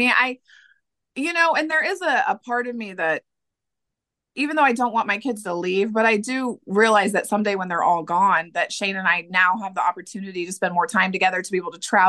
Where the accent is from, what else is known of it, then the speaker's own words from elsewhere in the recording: Middletown, Ohio, United States; I'm from Middletown, Ohio, which is only 20 minutes outside